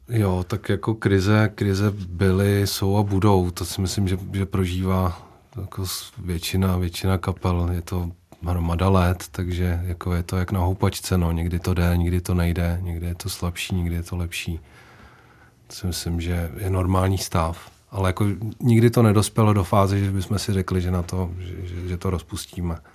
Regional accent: Úvaly, Central Bohemian Region, Czechia; u nás v Uvalech

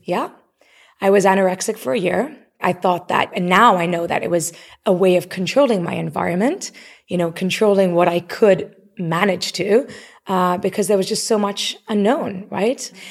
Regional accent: Nairobi, Kenya; moved away; also born or lived in Canada; Even though I was born in Canada, I grew up in Nairobi. That was home

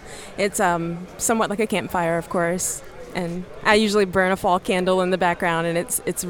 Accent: Ocala, Florida, United States; I'm from Ocala, Florida.

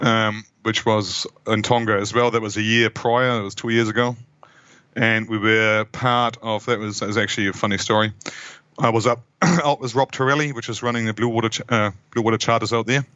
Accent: Hamburg, Germany; moved away as an adult; also born or lived in Wellington, New Zealand; now in New Zealand; originally from Hamburg in Germany, uh, that's where I grew up.

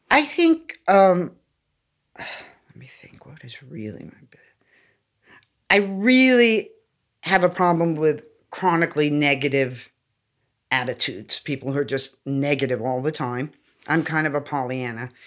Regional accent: Los Angeles, California, United States; Born yeah. and raised in LA.

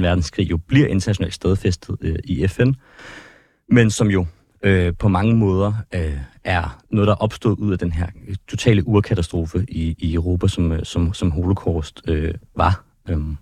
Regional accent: Ballerup, Capital Region of Denmark, Denmark; also born or lived in Copenhagen / Christianshavn; jeg kommer fra, fra København, jeg har boet øh, mm. det meste af min barndom i Ballerup

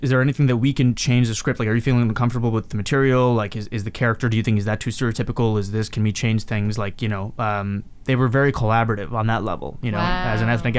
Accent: Mumbai, Maharashtra, India; also born or lived in Hyderabad; I grew up, like I was born in Mumbai, and then like I lived in Hyderabad for a bit, and I played around in that same house that she still lives in to this day.

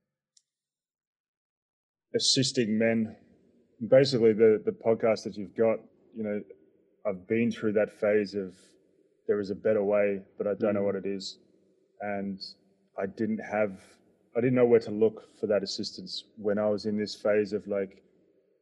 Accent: Melbourne, Victoria, Australia; accent: Aussie; moved away as an adult; also born or lived in Perth / New York; now in Berlin, Germany; Grew up in Melbourne most part of my life, and then ended up in Perth to study

